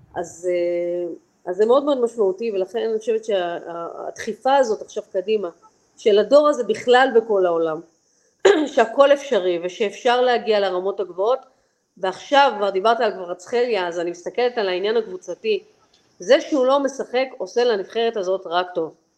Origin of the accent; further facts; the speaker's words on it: Israel; moved away as an adult; now in Georgia; בסוף אני ישראלית